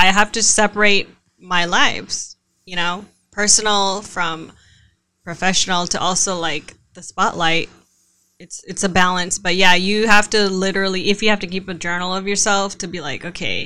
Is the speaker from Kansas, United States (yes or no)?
no; Vallejo, California, United States; also born or lived in Arizona; I'm from Vallejo. So by the way, hello 707